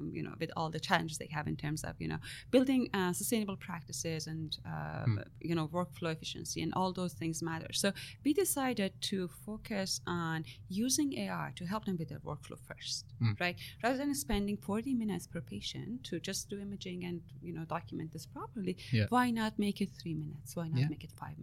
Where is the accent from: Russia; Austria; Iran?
Iran; now in Canada; I'm Iranian Canadian. So I was born in Iran